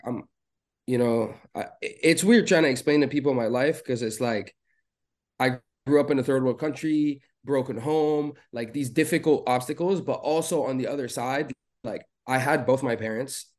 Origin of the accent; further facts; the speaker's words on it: Beirut, Beirut Governorate, Lebanon; moved away as an adult; I was born in Beirut in Lebanon. I was born and raised there till the age of twenty is really when I moved away